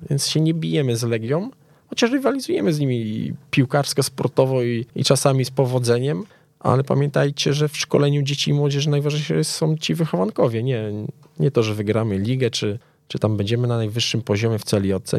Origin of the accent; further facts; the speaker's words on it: Częstochowa, Silesian Voivodeship, Poland; now in Warsaw, Poland; jestem z Częstochowy